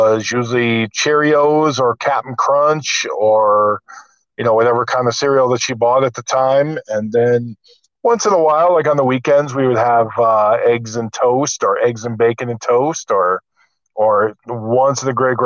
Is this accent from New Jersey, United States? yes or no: no; Mount Clemens, Michigan, United States; moved away as an adult; also born or lived in Las Vegas, Nevada / Pasadena, California; now in Glendale, United States; Originally from Mount Clemens, Michigan. I grew up in Michigan.